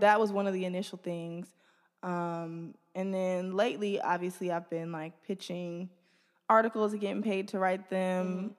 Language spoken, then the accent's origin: English; Detroit, Michigan, United States; I'm from the east side. I grew up first on Maiden.